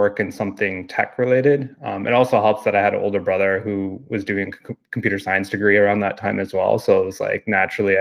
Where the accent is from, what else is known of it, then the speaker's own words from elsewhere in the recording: Toronto, Ontario, Canada; growing up on Girard Street in Toronto